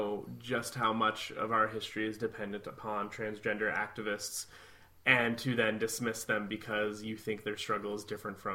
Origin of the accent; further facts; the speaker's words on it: Midwest, United States; I'm from the Midwest